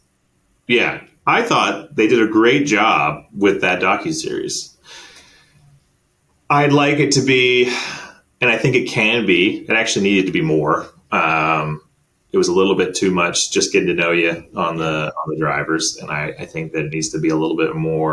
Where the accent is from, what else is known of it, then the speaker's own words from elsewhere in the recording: Canada; as a Canadian